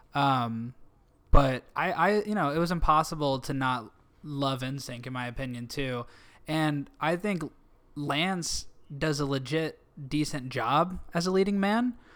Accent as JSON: {"language": "English", "town": "Canton", "region": "Illinois", "country": "United States", "tie": "born or raised there", "moved": "as an adult", "lives_now": "Los Angeles, United States", "said": "my hometown, Canton"}